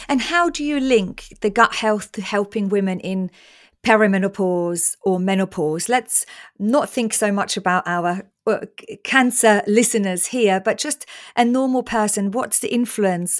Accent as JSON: {"language": "English", "country": "Austria", "tie": "born or raised there", "moved": "yes", "said": "growing up in Austria on salami sandwiches and loads of bread"}